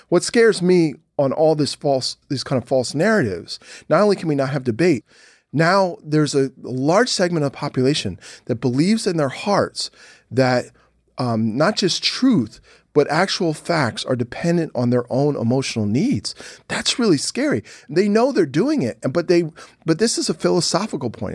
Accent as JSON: {"language": "English", "town": "Philadelphia", "region": "Pennsylvania", "country": "United States", "tie": "born or raised there", "said": "the guys I grew up with in Philly"}